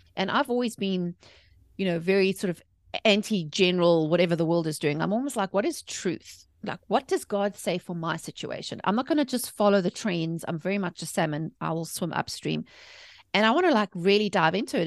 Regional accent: South Africa; moved away as an adult; also born or lived in England; now in United States; I was born and raised in South Africa.

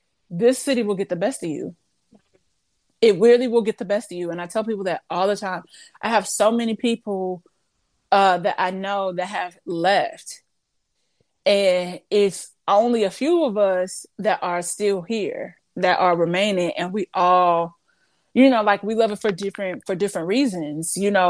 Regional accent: Midwest, United States; because it's not like I'm from the East Coast, but Midwest, I'm so many miles away.

